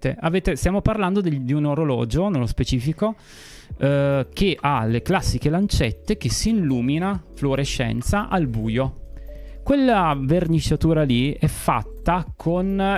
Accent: Piedmont, Italy

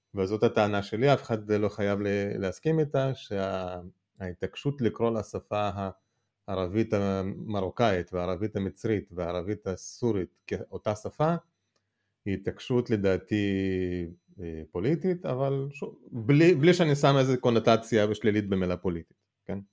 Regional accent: Moldova; now in Israel; אני נולדתי ברפובליקה של מה שהייתה פעם ברית המועצות שנקראת מולדובה

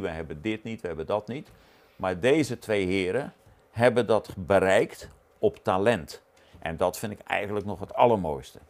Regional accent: Netherlands; als Nederlander

